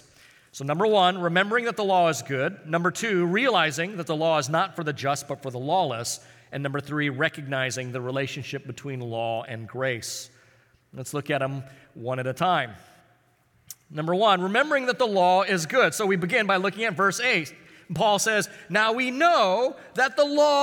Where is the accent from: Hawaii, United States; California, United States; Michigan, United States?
Hawaii, United States; Honolulu; I grew up in Hawaii, and I used to hang out in this kind of rougher part of town called Kalihi